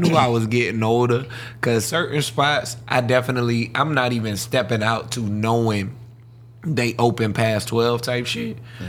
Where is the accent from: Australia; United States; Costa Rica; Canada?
United States; the South; I'm from the South, man.